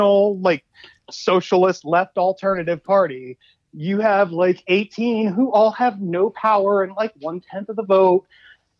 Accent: Baltimore, Maryland, United States; I grew up in East Baltimore

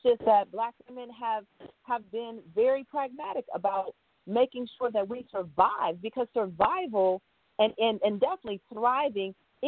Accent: Jackson, Mississippi, United States; now in Ghana; You know, I'm from Jackson, Mississippi, and I've been living here in Ghana for the last 50 years.

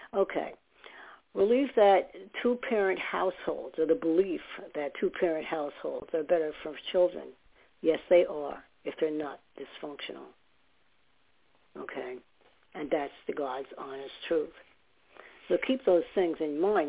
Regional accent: New York City, New York, United States; also born or lived in Staten Island; now in New Jersey, United States; I lived in Staten Island for some years, and I was born in New York

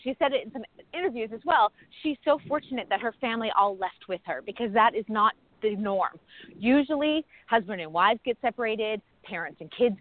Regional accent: New England, United States; I'm from New England

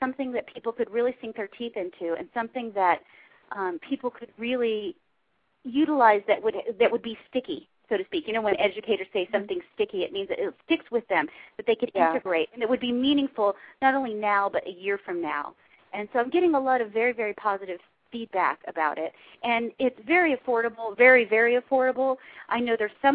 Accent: Huntington Beach, California, United States; accent: Valley girl; I grew up in Huntington Beach

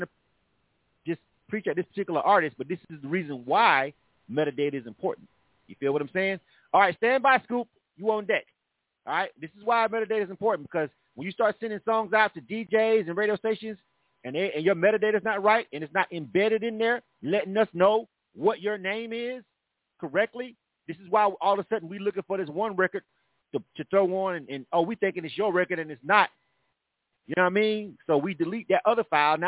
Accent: Panama City, Florida, United States; now in Atlanta, United States; my A5O, Panama City people

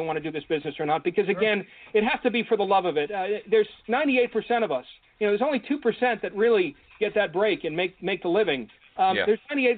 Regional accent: Ossining, New York, United States; moved away as an adult; my hometown, Ossining, New York, to where, you know, we were all raised

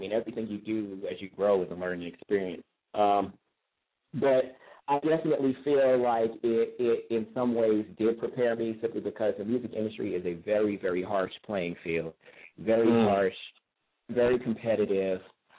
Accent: New York, United States; even though I am a New Yorker, but my roots are in the South, Virginia in particular, and well, Virginia, North Carolina.

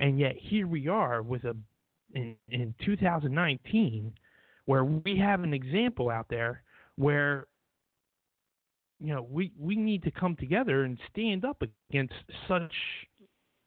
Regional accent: New Jersey, United States; we're from New Jersey

